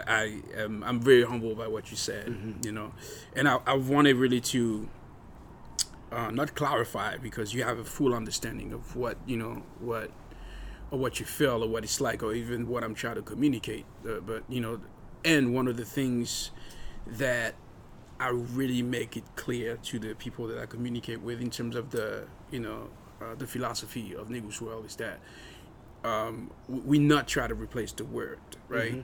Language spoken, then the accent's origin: English; France; now in United States; growing up in France